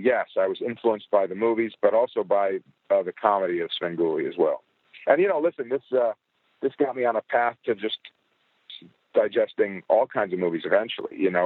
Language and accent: English; Chicago, Illinois, United States; I'm from Chicago